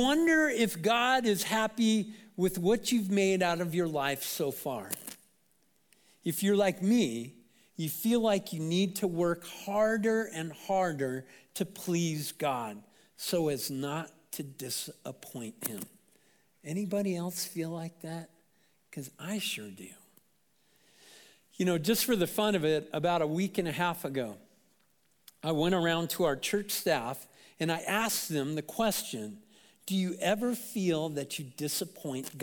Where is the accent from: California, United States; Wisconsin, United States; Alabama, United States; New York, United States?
California, United States; Anaheim; also born or lived in Portland, Oregon; I'm from Anaheim